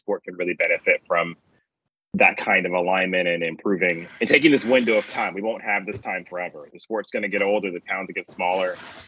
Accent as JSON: {"language": "English", "country": "United States", "said": "as an American watching it"}